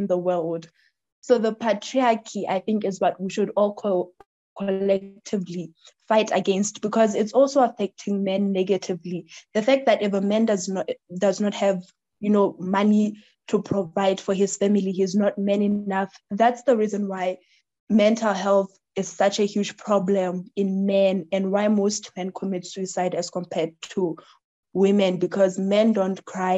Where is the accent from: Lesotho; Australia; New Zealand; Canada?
Lesotho; my people as Basotho people, we're known as the most peaceful people